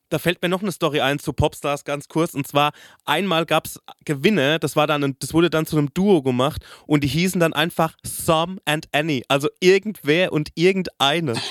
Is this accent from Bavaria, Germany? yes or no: yes; Aschaffenburg, Bavaria, Germany; bei uns in Aschaffenburg